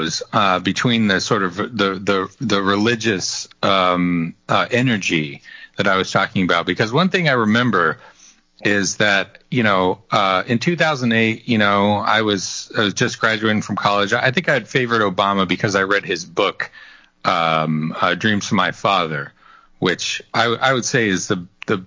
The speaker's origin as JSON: {"language": "English", "region": "rural Colorado", "country": "United States", "tie": "born or raised there", "said": "when I was in high school in rural Colorado"}